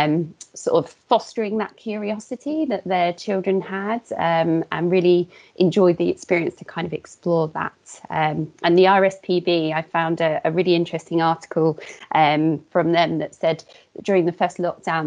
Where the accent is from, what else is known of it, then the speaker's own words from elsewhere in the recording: Portsmouth, South East England, United Kingdom; now in Hertfordshire, United Kingdom; I grew up in Portsmouth, where there's slightly less access to green spaces.